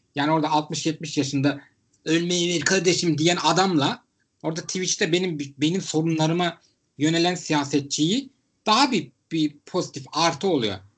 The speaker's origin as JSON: {"language": "Turkish", "region": "Istanbul", "country": "Turkey", "said": "ben İstanbullu olarak"}